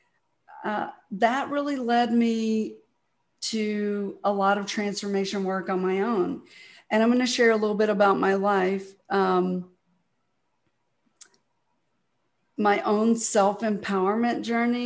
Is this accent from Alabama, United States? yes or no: yes; Mobile, Alabama, United States; now in Dallas, United States; I was born in Mobile, Alabama, and it's amazing that I made it to Dallas, Texas